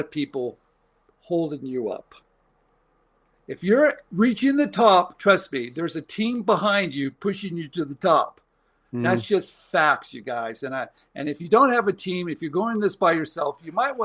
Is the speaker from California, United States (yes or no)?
yes; San Jose, California, United States; I'm from San Jose, Los Gatos